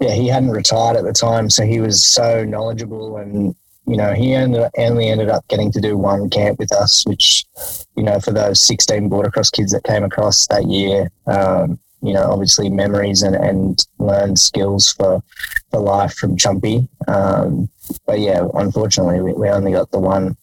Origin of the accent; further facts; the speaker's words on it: Jindabyne, New South Wales, Australia; I grew up in Jindabyne